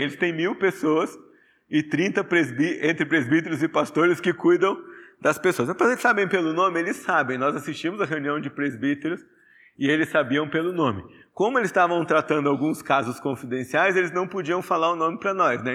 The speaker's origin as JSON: {"language": "Portuguese", "country": "Brazil", "said": "nós brasileiros"}